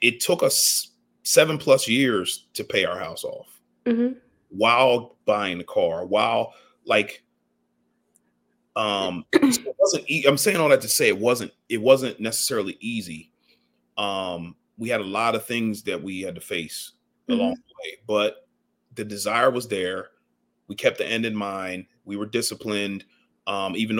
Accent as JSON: {"language": "English", "town": "Ardmore", "country": "United States", "tie": "born or raised there", "said": "I grew up in Ardmore"}